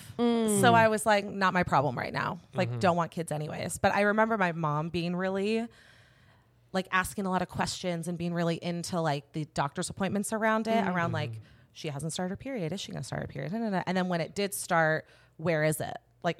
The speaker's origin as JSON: {"language": "English", "region": "California", "country": "United States", "tie": "born or raised there", "also_born_or_lived": "Seattle", "said": "I'm an Orange County girl."}